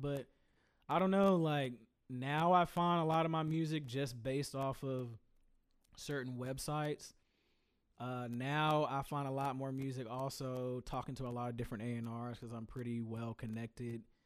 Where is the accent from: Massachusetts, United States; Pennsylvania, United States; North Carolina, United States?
North Carolina, United States; Greensboro; I told you I'm from Greensboro